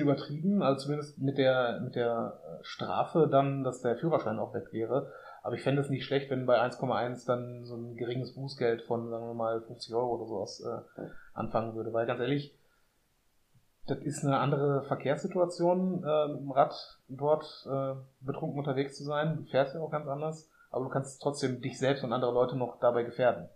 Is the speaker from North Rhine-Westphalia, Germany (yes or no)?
yes; Essen, North Rhine-Westphalia, Germany; also born or lived in Münster; bei uns in Essen